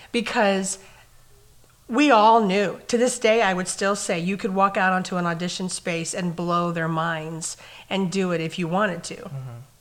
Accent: Clovis, United States; moved away as an adult; now in St. Cloud, United States; My hometown was a cattle ranch community. um, you could drive in from any direction into Clovis

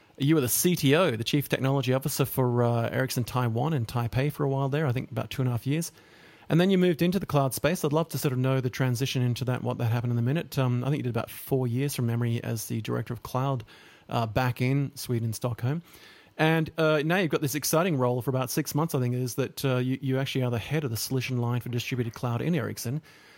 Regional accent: Papua New Guinea; also born or lived in Solomon Islands; because I grew up in Papua New Guinea and then the Solomon Islands, and we had a very diverse and multicultural world

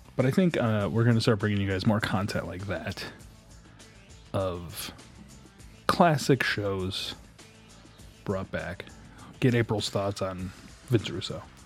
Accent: Detroit, Michigan, United States; my hometown of, um, Detroit

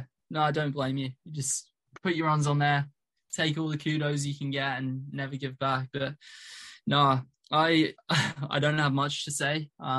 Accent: Iowa, United States; I'm a northerner in America. Iowa's right up there.

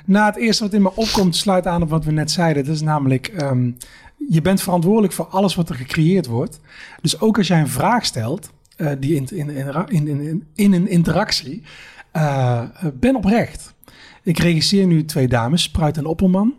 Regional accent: Eindhoven, North Brabant, Netherlands; Ik kom uit Eindhoven

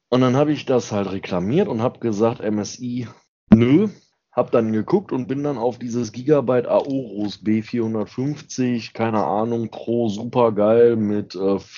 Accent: Thuringia, Germany; also born or lived in Schmalkalden; now in Bavaria, Germany; Aus dem Osten, ich komme aus Thüringen.

